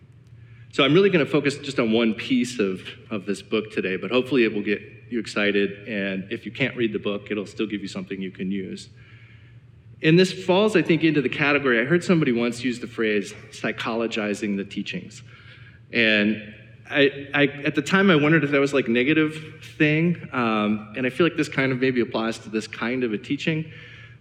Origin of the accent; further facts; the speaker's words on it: Cleveland, Ohio, United States; I'm from Cleveland